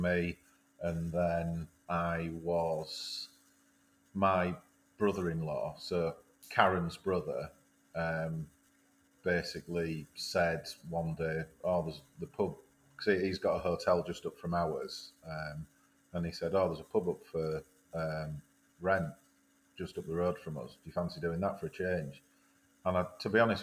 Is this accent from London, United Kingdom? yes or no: no; Filey, Yorkshire and the Humber, United Kingdom; also born or lived in Newcastle; growing up in Filey and being close to Scarborough and Whitby and Bridlington and the Yorkshire Riviera